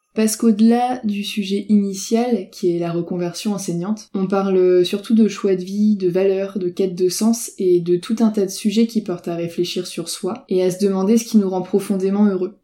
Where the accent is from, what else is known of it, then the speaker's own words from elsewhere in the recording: Brittany, France; je suis bretonne